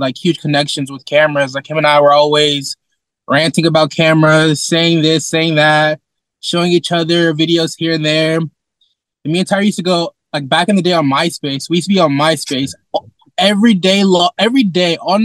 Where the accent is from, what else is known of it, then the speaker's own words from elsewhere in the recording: Sacramento, California, United States; I was born and raised here in Sacramento